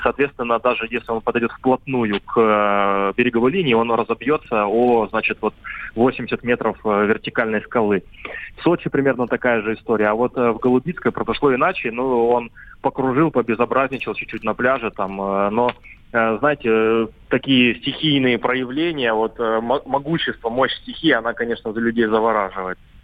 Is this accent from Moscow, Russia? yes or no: no; Anapa, Krasnodar Krai, Russia; я сам сам как коренной анапчанин